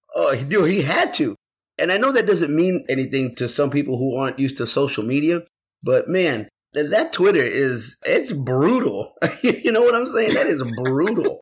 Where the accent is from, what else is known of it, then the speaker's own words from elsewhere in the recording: San Antonio, Texas, United States; also born or lived in Houston, Texas; I am originally from San Antonio, but by way through Houston because I literally lived in Houston for a very long time of my life